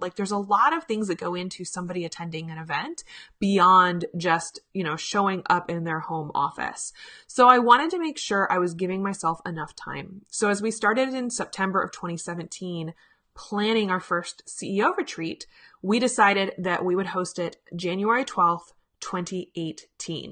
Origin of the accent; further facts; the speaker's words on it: Richmond, Virginia, United States; my hometown of Richmond, Virginia